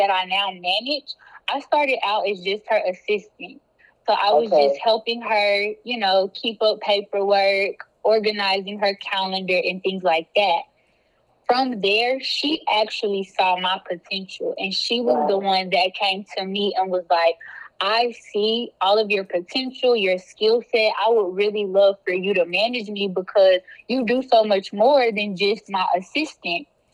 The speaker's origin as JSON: {"language": "English", "town": "Duncanville", "region": "Texas", "country": "United States", "tie": "born or raised there", "also_born_or_lived": "Louisiana", "said": "I grew up in Duncanville, which is a suburb of Dallas"}